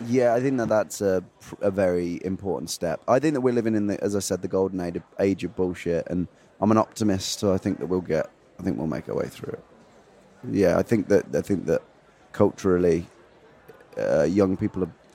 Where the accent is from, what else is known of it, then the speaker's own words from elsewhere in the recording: Feckenham, West Midlands, United Kingdom; I'm from two hours north of Birmingham, uh, two hours north of London, near a city called Birmingham um, and a village called Feckenham